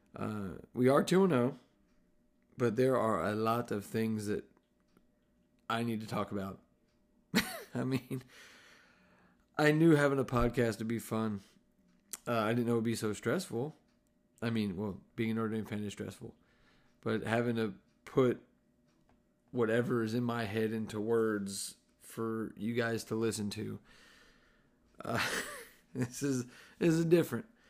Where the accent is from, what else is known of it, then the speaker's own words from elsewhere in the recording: New Jersey, United States; I'm mostly Italian. I'm from New Jersey